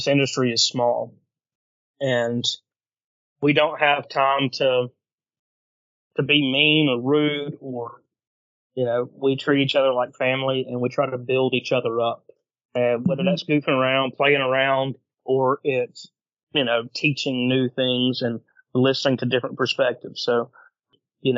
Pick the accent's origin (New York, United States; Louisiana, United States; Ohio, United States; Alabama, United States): Alabama, United States; I'm from a small town in Alabama